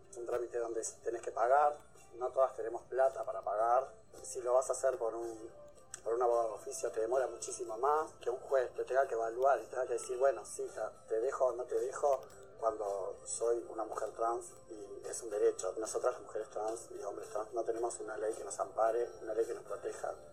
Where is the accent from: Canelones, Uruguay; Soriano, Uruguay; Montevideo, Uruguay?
Canelones, Uruguay; Las Piedras; soy de Las Piedras, pertenezco al colectivo Diverso.